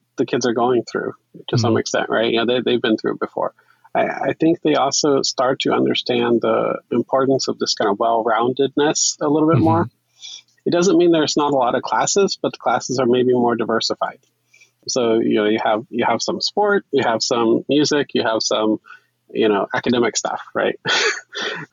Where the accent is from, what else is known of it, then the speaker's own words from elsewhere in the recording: Oklahoma, United States; moved away; also born or lived in China / Hong Kong; I'm originally from Oklahoma, so I have a little bit of that Texas bubble